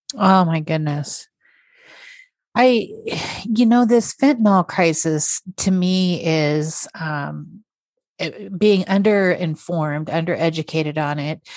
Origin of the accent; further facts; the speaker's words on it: Idaho, United States; also born or lived in Billings, Montana; I'm an Idahoan